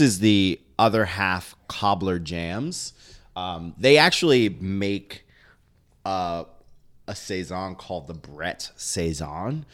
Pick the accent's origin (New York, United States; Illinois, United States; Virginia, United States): New York, United States; New York City; I was born and raised in the city